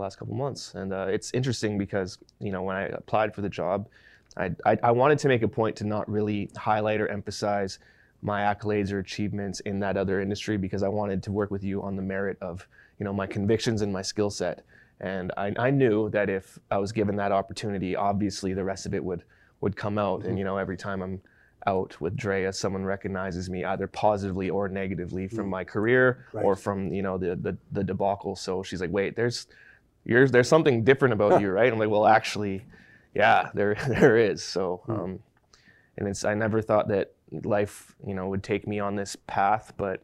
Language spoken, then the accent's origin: English; Vancouver, British Columbia, Canada; a kid from Vancouver who started making music in his grandma's basement